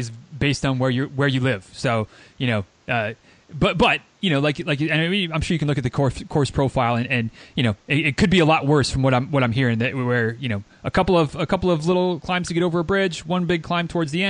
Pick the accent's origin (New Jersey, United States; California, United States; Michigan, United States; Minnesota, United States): Michigan, United States; also born or lived in Murfreesboro, Tennessee; now in Florida, United States; I used to live in Murfreesboro, and I'm from Michigan originally. I live in Florida now